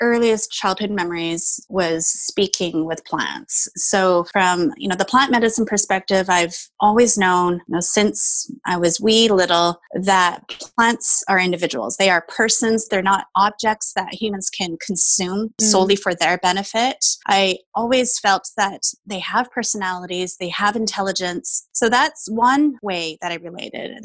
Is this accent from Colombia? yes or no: no; Canada; also born or lived in Taiwan; I am Taiwanese Canadian